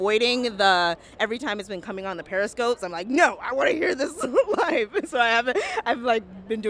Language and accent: English; Minnesota, United States; now in Boston, United States; And I'm from Minnesota